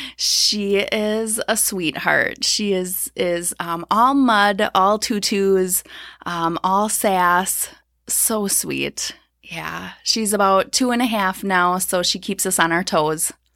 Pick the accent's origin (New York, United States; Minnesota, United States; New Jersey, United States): Minnesota, United States; Blaine; I grew up in the Twin Cities, so Blaine, Minnesota.